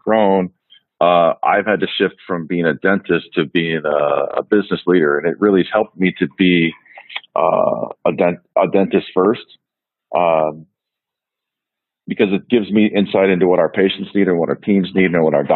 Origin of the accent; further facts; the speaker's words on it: West Des Moines, Iowa, United States; also born or lived in Waterloo, Iowa / Omaha, Nebraska; I grew up in West Des Moines, went to Valley High School